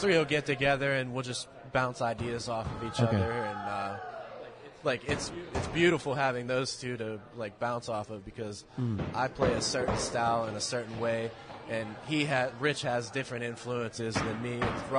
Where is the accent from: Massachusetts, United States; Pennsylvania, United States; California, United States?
Pennsylvania, United States; Beaver County; Yeah, we're all from Beaver